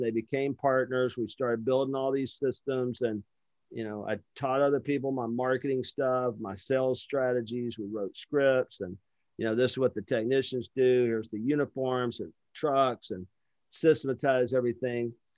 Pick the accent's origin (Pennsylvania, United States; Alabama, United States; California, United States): Alabama, United States; Lower; I'm from Lower Alabama